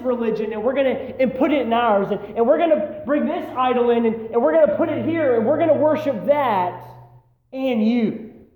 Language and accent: English; United States; we as American Christians